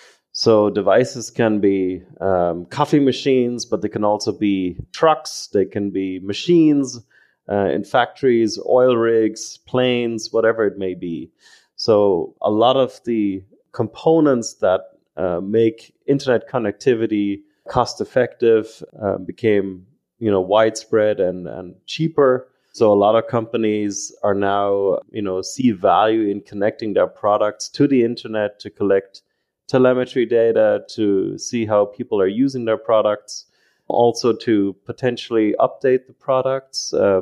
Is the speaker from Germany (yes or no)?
yes; Germany; also born or lived in Ireland / United States; You know, I've been born and raised in Germany, but I spent a lot of time in Ireland and the United States, hence the accent.